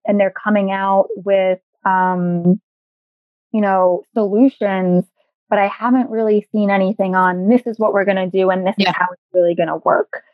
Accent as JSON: {"language": "English", "town": "New York City", "region": "New York", "country": "United States", "tie": "born or raised there", "said": "I am a native New Yorker, born and raised in the Bronx, still living here"}